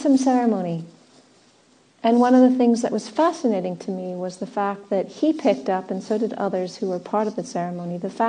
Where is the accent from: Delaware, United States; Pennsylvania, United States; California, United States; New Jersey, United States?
California, United States; Southern; moved away; also born or lived in England / Australia; I was born in Southern California. I was born in a desert climate.